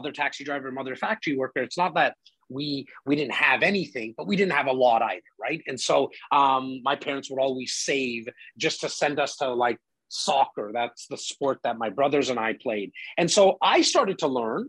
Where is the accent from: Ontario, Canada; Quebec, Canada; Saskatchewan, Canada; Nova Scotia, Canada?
Ontario, Canada; Toronto; I'm born and raised in Rexdale, northern part of Toronto